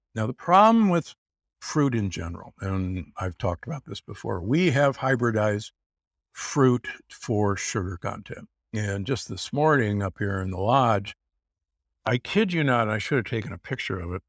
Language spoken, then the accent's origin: English; Omaha, Nebraska, United States; I grew up in Omaha, Nebraska